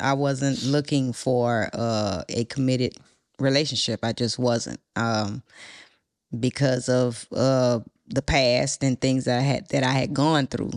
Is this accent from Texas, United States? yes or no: yes; Port Arthur, Texas, United States; I'm from Texas, from Port Arthur.